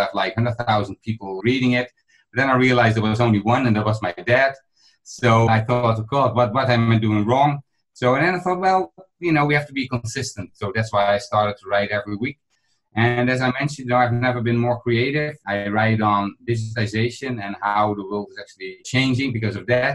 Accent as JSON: {"language": "English", "country": "Netherlands", "said": "I'm from the Netherlands"}